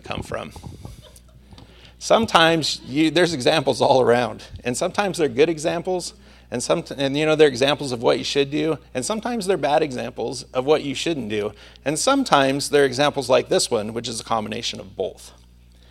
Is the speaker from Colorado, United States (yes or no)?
no; Santa Maria, California, United States